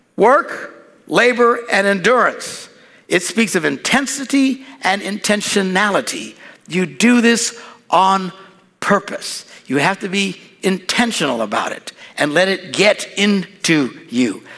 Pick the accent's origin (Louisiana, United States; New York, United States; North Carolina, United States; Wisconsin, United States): Wisconsin, United States; We're from Wisconsin.